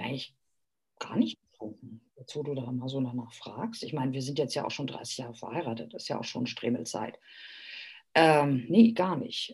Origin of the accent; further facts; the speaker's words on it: Hamburg, Germany; moved away as an adult; also born or lived in Greece; now in Austria; wir waren ja ursprünglich in Hamburg. Äh, man, man, ist Hamburger